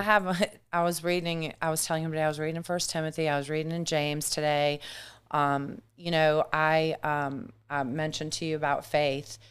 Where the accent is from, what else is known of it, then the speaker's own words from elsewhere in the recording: Germany; also born or lived in Matthews, North Carolina / Myrtle Beach, South Carolina; now in United States; I was raised in Germany